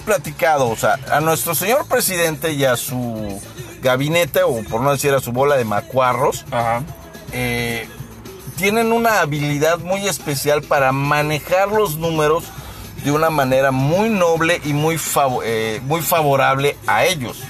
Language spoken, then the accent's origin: Spanish; Mexico; como buenos mexicanos